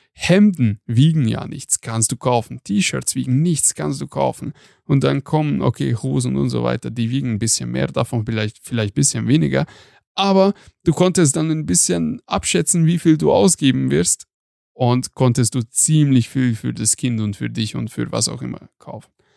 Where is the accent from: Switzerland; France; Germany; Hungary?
Hungary; moved away; ich komme aus Ungarn